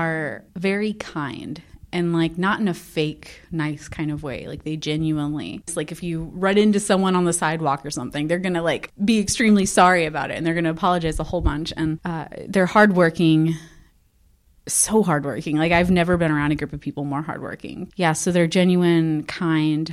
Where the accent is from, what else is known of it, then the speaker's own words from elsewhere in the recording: Texas, United States; moved away as an adult; also born or lived in South Dakota; now in Sioux Falls, United States; I moved to South Dakota in 2012. I'm originally from Texas